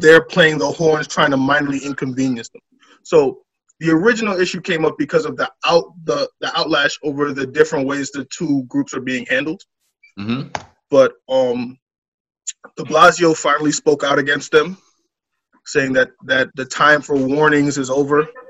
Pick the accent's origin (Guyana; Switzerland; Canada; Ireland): Guyana; now in United States; I'm from Guyana